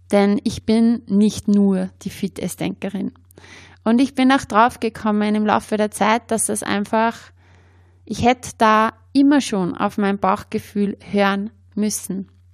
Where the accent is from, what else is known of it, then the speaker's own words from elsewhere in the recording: Upper Austria, Austria; accent: Upper Austrian dialect; Ich komme ja aus Oberösterreich, habe äh, meinen oberösterreichischen Dialekt.